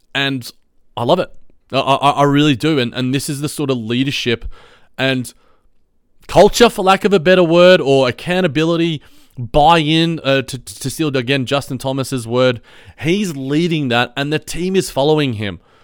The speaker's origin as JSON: {"language": "English", "country": "Australia", "said": "as an Aussie, as a fellow Aussie"}